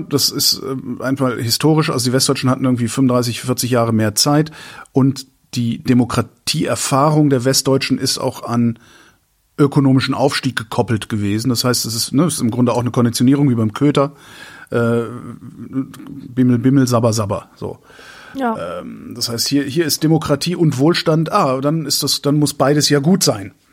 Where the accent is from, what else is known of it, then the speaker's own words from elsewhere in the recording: Rhineland, Germany; Rhein, Rhein, also das Rheinland, wo ich herkomme, ist, ist, find, empfinde ich als freundlich.